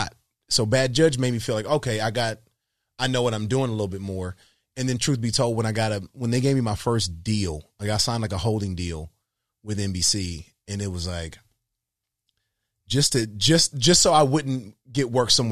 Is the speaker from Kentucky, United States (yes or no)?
no; Decatur, Georgia, United States; I'm from Decatur, Georgia, man. Like, you know, I didn't come from much